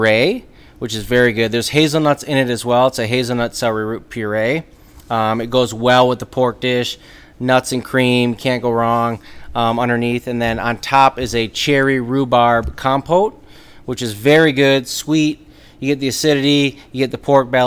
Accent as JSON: {"language": "English", "town": "Saginaw", "region": "Michigan", "country": "United States", "tie": "born or raised there", "also_born_or_lived": "Chicago, Illinois / Las Vegas, Nevada", "moved": "as an adult", "lives_now": "Traverse City, United States", "said": "I'm from Saginaw, Michigan. Originally, so I was born and raised in Saginaw"}